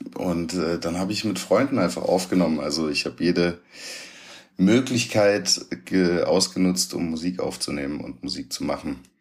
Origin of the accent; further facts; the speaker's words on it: Hunsrück, Rhineland-Palatinate, Germany; Meine Mutter war arbeiten, alleinerziehend. Mein Vater hat hier in Stuttgart gelebt. Ich im Hunsrück mit meiner Mutter und meinen Geschwistern